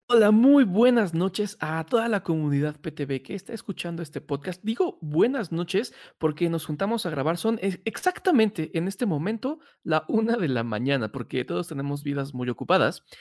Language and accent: Spanish; Mexico City, Mexico; somos los chilangos